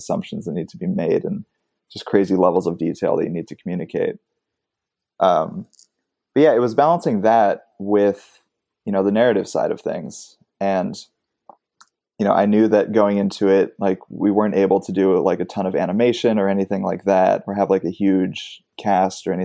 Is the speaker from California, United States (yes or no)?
yes; Los Angeles, California, United States; I grew up in Los Angeles. So I grew up going to a lot of these like independent theaters